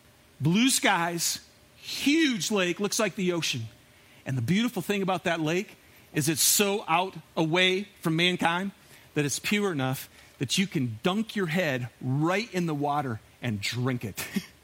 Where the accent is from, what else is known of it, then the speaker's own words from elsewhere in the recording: Michigan, United States; I'm from Michigan. And I took a group of high school kids on a week-long backpacking trip up in the Upper Peninsula of Michigan.